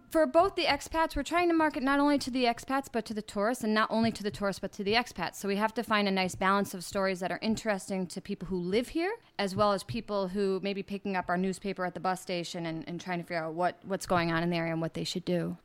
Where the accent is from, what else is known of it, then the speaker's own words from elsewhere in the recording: United States; moved away as an adult; now in Playa del Carmen, Mexico; as an American